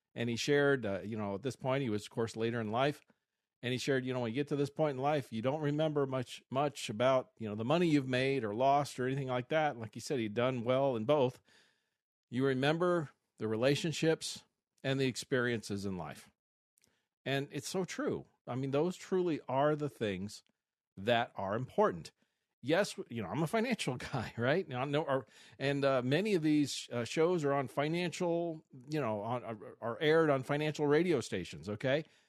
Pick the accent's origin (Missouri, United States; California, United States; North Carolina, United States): Missouri, United States; now in Arizona, United States; I grew up in Missouri